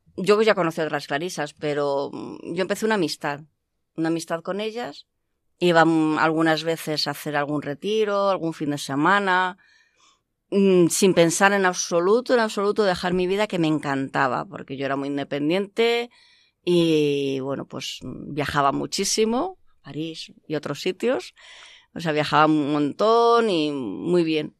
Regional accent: Madrid, Community of Madrid, Spain; also born or lived in Canada; now in Alcalá de Henares, Spain; nací en Canadá como hija de migrantes y a los tres años pues mm, volvimos a España. He vivido siempre en Madrid

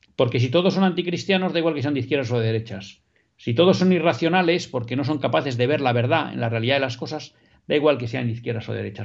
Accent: Basque Country, Spain; yo también soy vasco como usted, aunque no nacionalista

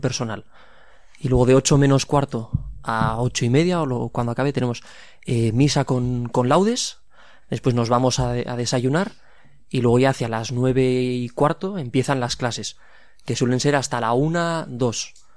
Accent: Pamplona, Navarre, Spain; 25 años y soy de aquí, de Pamplona

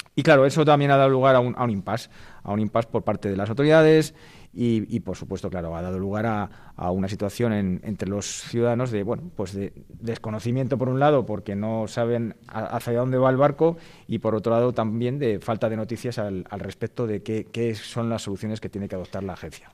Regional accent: Madrid, Community of Madrid, Spain; soy abogado madrileño

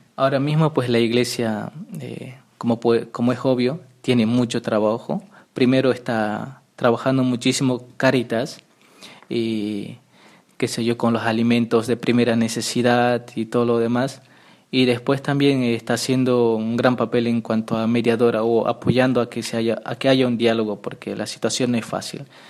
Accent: Villa Serrano, Chuquisaca, Bolivia; moved away as an adult; also born or lived in Rome, Italy; yo soy de ahí, de ese pueblito, ¿no? Ahí crecí, pues ahí viví

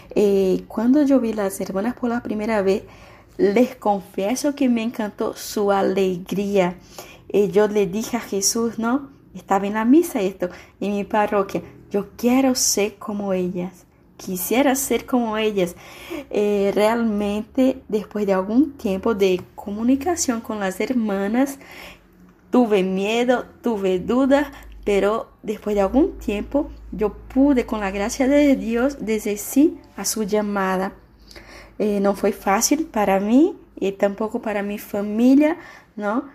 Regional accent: Brazil; now in San Antonio, Paraguay; Soy brasileña

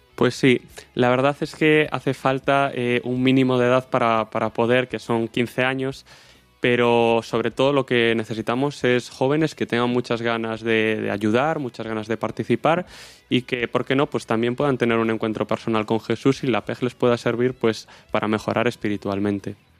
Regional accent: O Porriño, Galicia, Spain; soy de Porriño

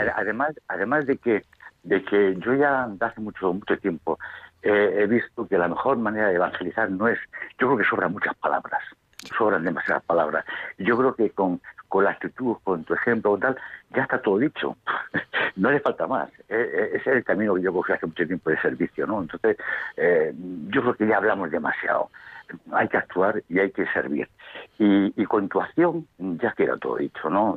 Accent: Madrid, Community of Madrid, Spain; also born or lived in Jaén; mi ciudad natal de Madrid

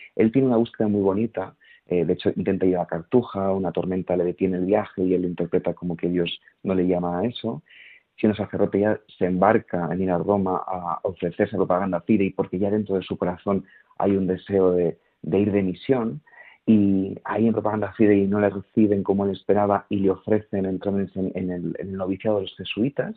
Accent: Segovia, Castile and León, Spain; Yo soy de Segovia, que no lo he dicho, que es una ciudad pequeñita.

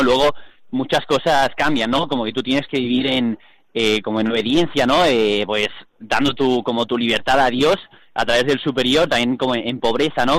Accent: Seville, Andalusia, Spain; soy de Sevilla

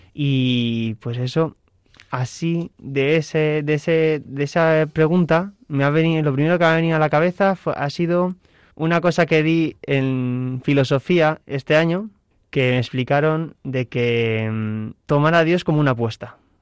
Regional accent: Alcalá de Henares, Community of Madrid, Spain; en la diócesis de Alcalá de Henares, que es de donde soy

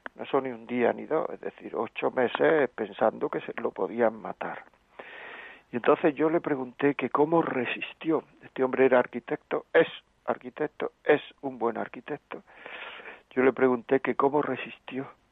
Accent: Granada, Andalusia, Spain; moved away; also born or lived in Castile and León; Yo soy de Granada

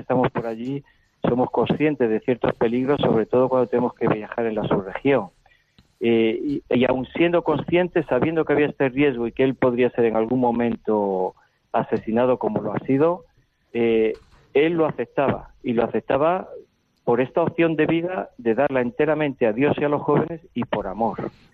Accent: Spain; moved away; venimos con nuestros esquemas de España

